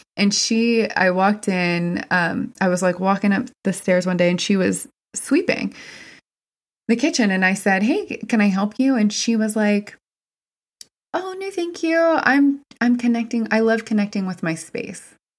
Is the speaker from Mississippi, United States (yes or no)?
no; West Virginia, United States; I'm from West Virginia. It's very, very white.